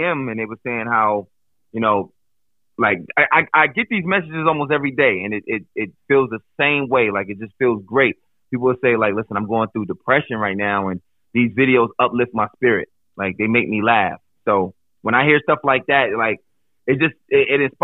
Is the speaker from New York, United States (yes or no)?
yes; Buffalo, New York, United States; also born or lived in New Jersey; now in Pennsylvania, United States; born and raised in Buffalo